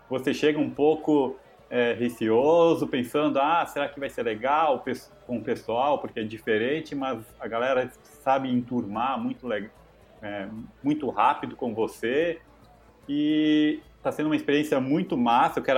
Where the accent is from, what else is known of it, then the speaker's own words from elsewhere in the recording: Jaraguá do Sul, Santa Catarina, Brazil; E eu sou de Jaraguá do Sul, né? … E aqui em Jaraguá do Sul, em Santa Catarina, nessa cidade pequena, não tinha muito contato com RPG nos anos 90